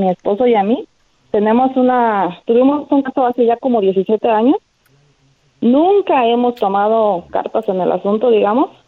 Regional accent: El Salvador; now in Dallas, United States; yo llamo de Dallas, Texas. Eh, yo soy salvadoreño, tengo TPS

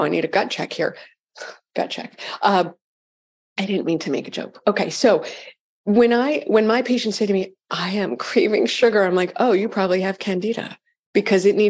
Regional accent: Framingham, Massachusetts, United States; I was brought up in Framingham.

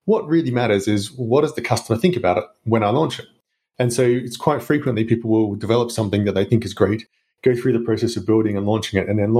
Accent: Australia; accent: Australian; now in Luxembourg; I'm Australian, you may hear from the accent

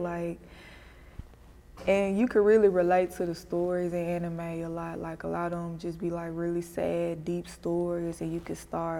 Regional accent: Memphis, Tennessee, United States; I'm from the East.

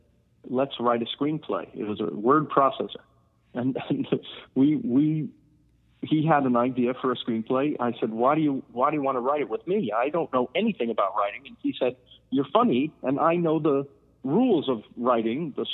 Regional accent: Rockland County, New York, United States; also born or lived in Queens; our town that we grew up in Rockland County

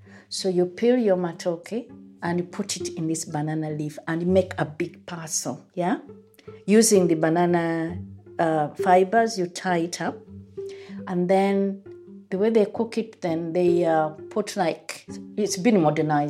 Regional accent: Uganda; moved away as an adult; now in England, United Kingdom; I grew up in Uganda and I've been here in England for quite a number of years.

